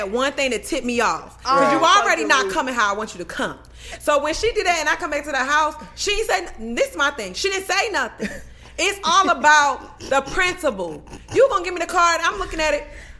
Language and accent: English; Maryland, United States; I had moved her. I'm from Maryland.